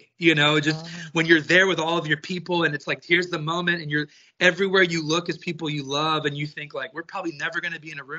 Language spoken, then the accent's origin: English; Texas, United States; I grew up in Texas. I am a country music raised, born and bred type of boy